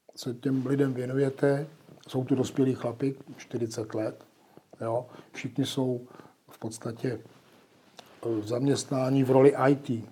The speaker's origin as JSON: {"language": "Czech", "town": "Nejdek", "region": "Karlovy Vary Region", "country": "Czechia", "said": "Já jsem eh, z Nejtku, to je u Karlových varů"}